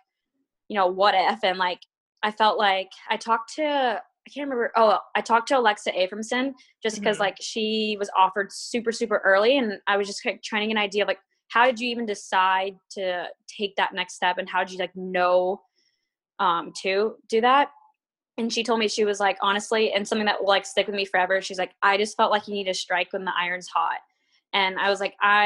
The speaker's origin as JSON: {"language": "English", "region": "Florida", "country": "United States", "tie": "born or raised there", "also_born_or_lived": "Stillwater, Oklahoma", "moved": "as an adult", "lives_now": "Portland, United States", "said": "growing up in Florida"}